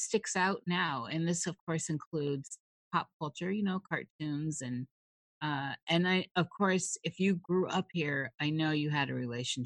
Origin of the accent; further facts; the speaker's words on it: Midwest, United States; moved away; I'm from the Midwest